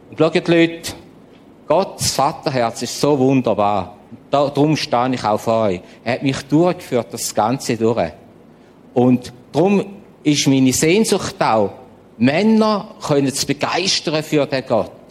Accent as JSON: {"language": "German", "region": "St. Gallen", "country": "Switzerland", "said": "Ich weiß, ich bin auch Schweizer, St. Galler, Gastenländler, Landwirtschaft, eng, eng."}